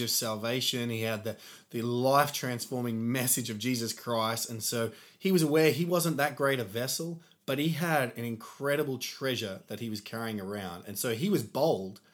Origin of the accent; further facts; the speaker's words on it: Australia; growing up in Australia, I think we thought we were humble because we talked ourselves down a lot